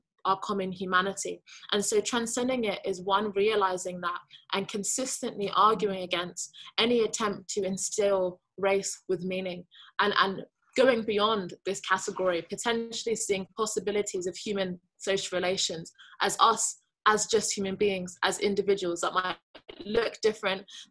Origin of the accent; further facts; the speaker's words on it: United Kingdom; I identify largely as British. You know, I don't actually have Nigerian nationality. I wasn't born there. I don't speak the language, but I still recognize that that tradition within my heritage. So generally I say I'm British Nigerian